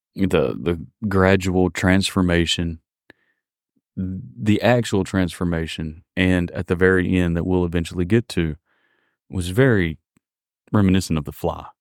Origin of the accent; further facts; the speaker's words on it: Mississippi, United States; I'm from Mississippi